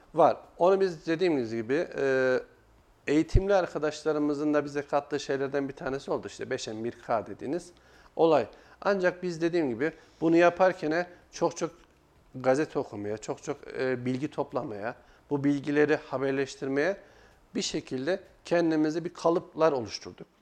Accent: Kayseri Province, Turkey; ben 1985 Kayseri doğumluyum

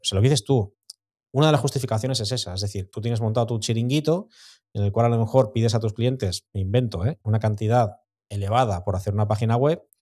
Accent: Santa Pola, Valencian Community, Spain; yo soy de Santa Pola

